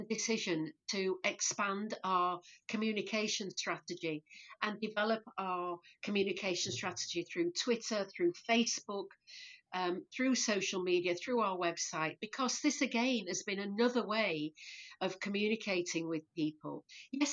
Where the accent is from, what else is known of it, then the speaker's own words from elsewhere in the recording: Leeds, Yorkshire and the Humber, United Kingdom; Born and bred in Leeds, yeah. Always lived in Leeds